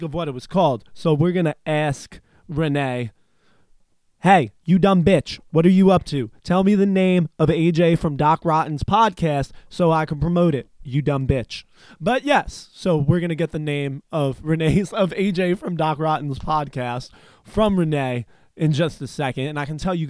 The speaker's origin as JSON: {"language": "English", "region": "New Jersey", "country": "United States", "tie": "born or raised there", "said": "my home state of New Jersey"}